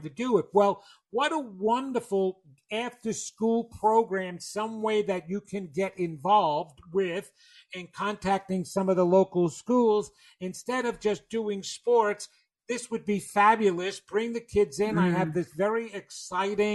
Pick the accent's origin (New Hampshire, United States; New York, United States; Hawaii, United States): New York, United States; accent: New York; my New York accent